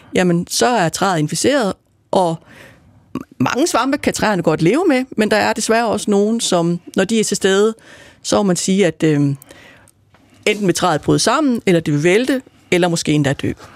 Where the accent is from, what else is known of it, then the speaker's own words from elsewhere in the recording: Aarhus, Central Denmark Region, Denmark; now in Copenhagen, Denmark; Jeg kommer oprindeligt fra Jylland, fra Aarhus, men jeg har boet det meste af mit liv i København